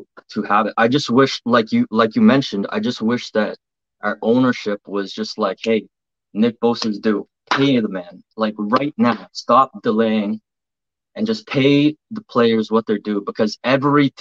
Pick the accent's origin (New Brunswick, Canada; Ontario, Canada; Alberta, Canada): Ontario, Canada; Toronto; now in Halifax, Canada; originally I'm from Toronto, but I'm in Halifax